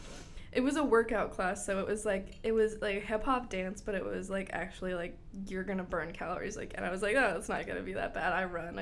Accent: Bradenton, Florida, United States; moved away as an adult; also born or lived in Gainesville, Florida; I went to Braden River High School in Bradenton

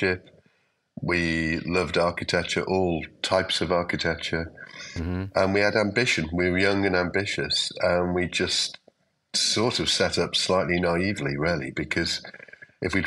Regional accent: Liverpool, North West England, United Kingdom; I'm from Liverpool

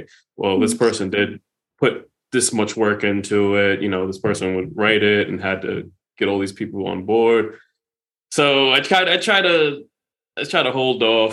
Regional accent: Rhode Island, United States; we're from Rhode Island

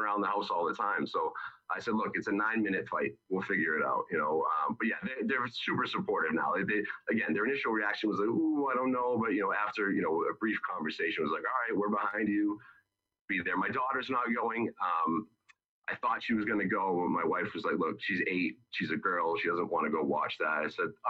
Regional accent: East Bridgewater, Massachusetts, United States; Perfectly Flavored Cafe in East Bridgewater, really good food. That's in my hometown

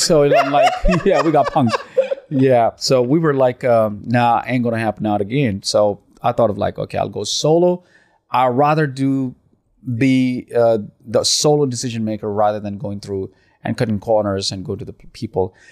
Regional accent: Pakistan; now in Dubai, United Arab Emirates; I'm from Pakistan

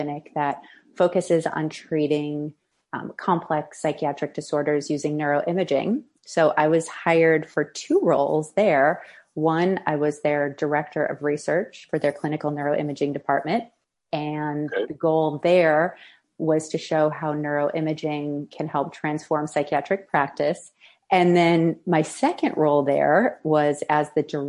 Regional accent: Midwest, United States; moved away; also born or lived in Boston; I grew up showing horses in the Midwest

